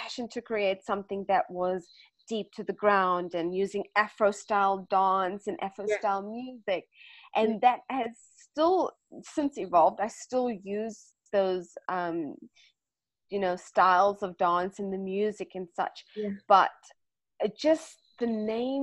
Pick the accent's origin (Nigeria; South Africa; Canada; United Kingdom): South Africa; now in Australia; I'm South African